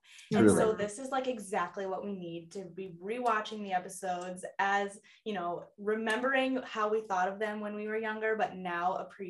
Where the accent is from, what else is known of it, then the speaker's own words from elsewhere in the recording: Chicago suburbs, Illinois, United States; moved away; So I'm originally from Chicago suburbs.